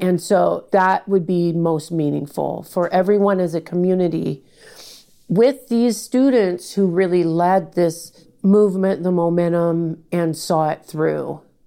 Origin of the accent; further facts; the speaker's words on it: Portland, Oregon, United States; I was born and raised in Portland